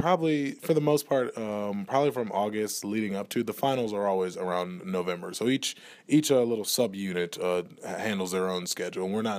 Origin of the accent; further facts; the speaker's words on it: New Orleans, Louisiana, United States; There's a little French Creole in there. I'm originally from New Orleans.